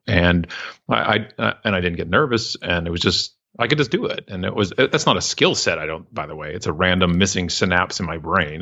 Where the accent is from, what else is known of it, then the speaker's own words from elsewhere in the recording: Canada; I'm so proud to be Canadian